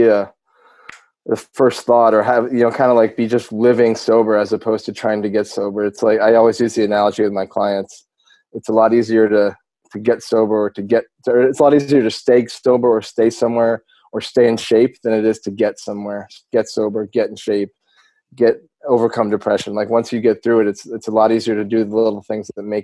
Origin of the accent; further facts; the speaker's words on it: Vermont, United States; moved away as an adult; also born or lived in North Carolina / Miami / San Francisco; now in Austin, United States; I grew up in Vermont